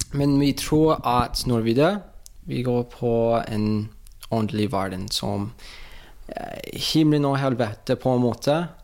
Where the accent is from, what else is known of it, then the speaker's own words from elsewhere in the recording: Oklahoma, United States; Norwegian is a second language; moved away as an adult; now in Norway; jeg kommer fra Oklahoma